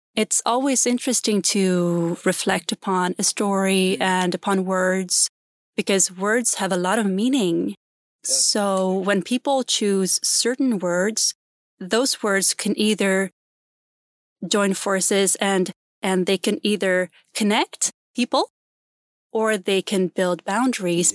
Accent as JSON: {"language": "English", "region": "Gotland", "country": "Sweden", "tie": "born or raised there", "accent": "Gotlandic", "second_language": "English", "moved": "yes", "said": "I grew up in a very small island called Gotland"}